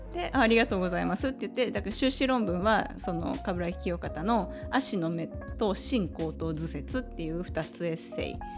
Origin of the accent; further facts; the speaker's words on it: Tokyo, Japan; 私さっき江戸川区の葛西出身って言ったんだけど